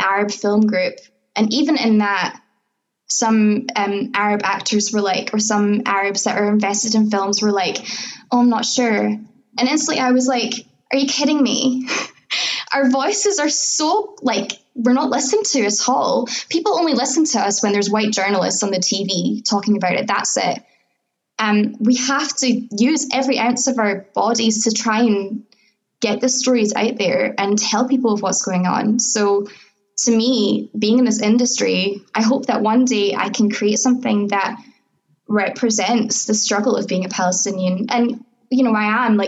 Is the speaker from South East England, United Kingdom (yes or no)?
no; Scotland, United Kingdom; I was born here